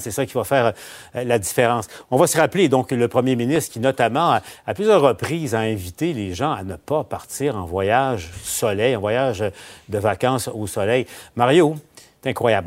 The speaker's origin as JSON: {"language": "French", "region": "Quebec", "country": "Canada", "said": "chez nous, au Québec"}